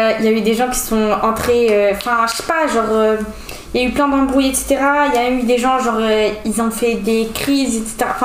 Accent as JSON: {"language": "French", "country": "Algeria", "said": "j'ai 15 ans et je suis algérienne"}